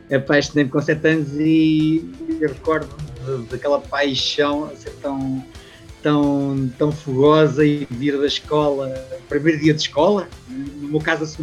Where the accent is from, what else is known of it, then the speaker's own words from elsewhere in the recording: a village 20 km from Leiria, Leiria District, Portugal; also born or lived in Luxembourg; E, depois cresci na, na terriola, na terriola da minha mãe, uh, algo estilo casa na pradaria, uh, assim, uma aldeiazinha, um sítio a 20 km da cidade